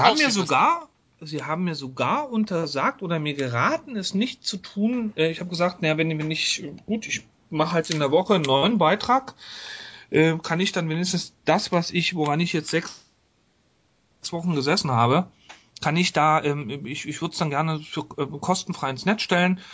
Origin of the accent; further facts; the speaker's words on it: East Germany, Germany; ich komme aus der DDR.